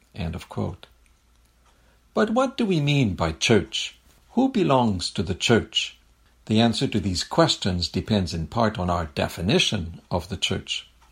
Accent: Quebec City, Quebec, Canada; moved away as an adult; now in Berrien Springs, United States; You've noticed my accent and you're wondering where I'm from. I'm a French Canadian from, uh, Quebec City in Canada

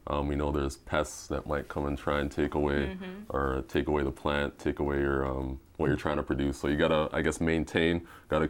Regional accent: Brampton, Ontario, Canada; I'm a Canadian, Brampton, Ontario, Canada

